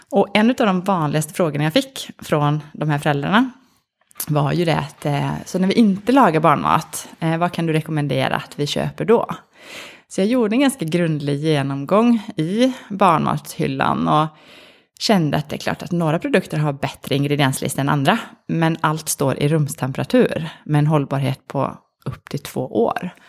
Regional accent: Sweden; now in Norway; Jag, jag är ganska svensk, men jag har bott i, i, Norge nu i faktiskt 11 år.

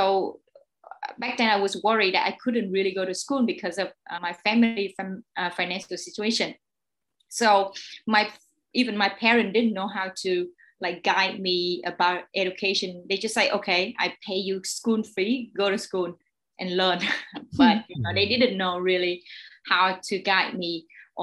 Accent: Ho Chi Minh City, Vietnam; I was born here in Saigon, in District 10

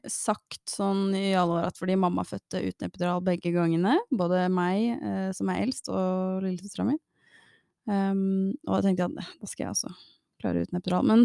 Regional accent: Oslo, Norway; born there; så tror jeg det er best at jeg er født på Ullevål.

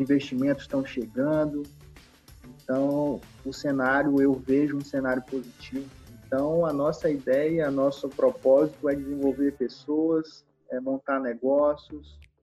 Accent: Maranhão, Brazil; sendo maranhense, né, estando no Nordeste, estando no, no nosso estado

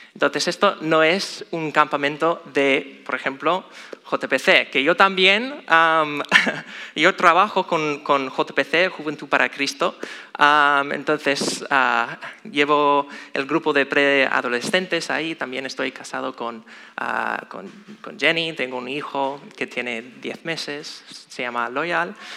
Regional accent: Chicago, Illinois, United States; moved away; soy de Estados Unidos, específicamente Chicago

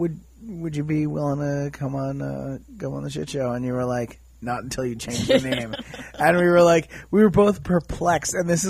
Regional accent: New York, United States; I'm from New York. Yeah. That's where.

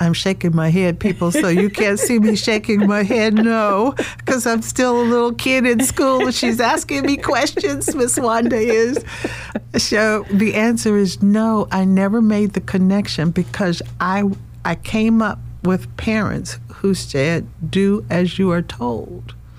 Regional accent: the South, United States; You know, when you're growing up in the South, especially in a black family, you have to get a job.

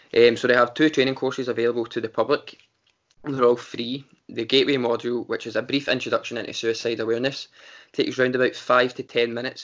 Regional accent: Glasgow, Scotland, United Kingdom; we're from Glasgow

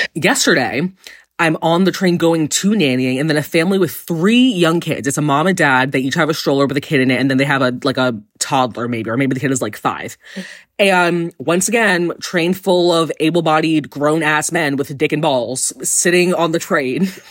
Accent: New York, United States; I'm gay and from New York

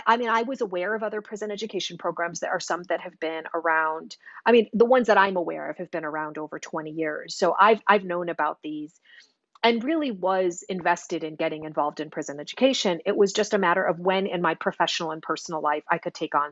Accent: Chicago, Illinois, United States; I grew up in Chicago

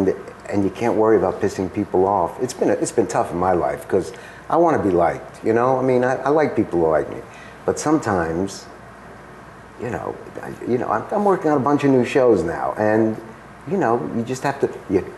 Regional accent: Stuttgart, Baden-Württemberg, Germany; born there; I was born in Stuttgart, and basically, I grew up

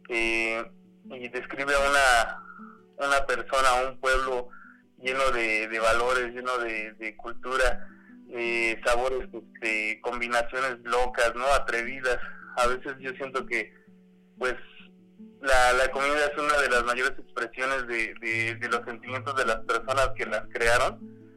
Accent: Mexico; como mexicano

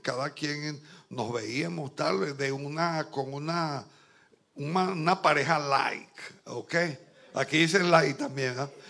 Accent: Barquisimeto, Lara, Venezuela; moved away as an adult; now in Santo Domingo, Dominican Republic; yo soy de Barquisimeto, una ciudad grande

